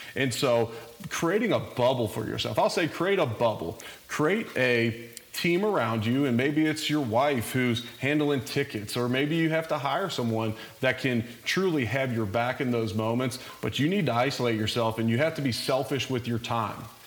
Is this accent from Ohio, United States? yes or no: yes; Cincinnati, Ohio, United States; moved away; also born or lived in Louisville; I'm originally from Cincinnati, so I grew up a big Bengals fan.